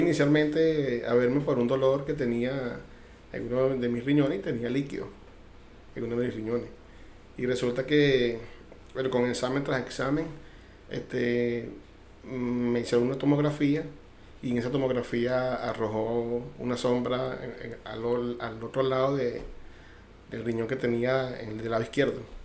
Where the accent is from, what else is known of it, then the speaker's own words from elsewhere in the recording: Caracas, Capital District, Venezuela; now in Cuba; yo soy de Caracas, eh, nacido en Caracas, caraqueño